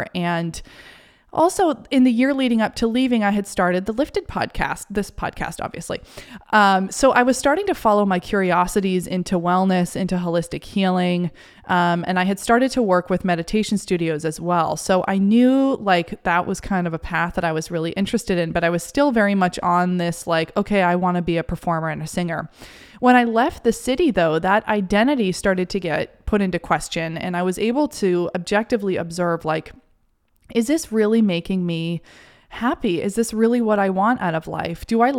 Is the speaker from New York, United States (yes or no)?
yes; New York City, New York, United States; now in Maine, United States; I had related so much of my identity and myself to the city and feeling validated by being a New Yorker. And all of a sudden, here I was in Maine